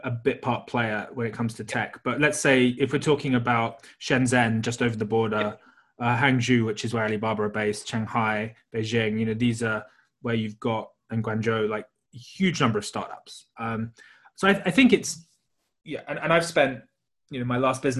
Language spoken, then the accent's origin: English; United Kingdom; being British